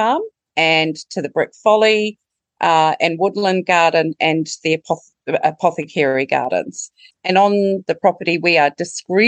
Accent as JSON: {"language": "English", "country": "New Zealand", "moved": "yes", "lives_now": "Trentham, Australia", "said": "as you can tell from the accent, I'm not Australian bred. However, I am a Kiwi"}